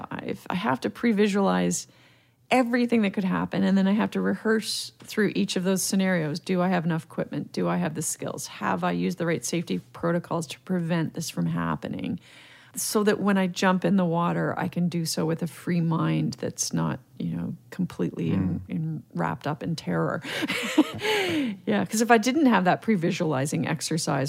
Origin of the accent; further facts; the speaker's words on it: Mississauga, Ontario, Canada; I grew up in Mississauga, and it actually wasn't even Mississauga, Ontario back then. It was a little town called Cooksville.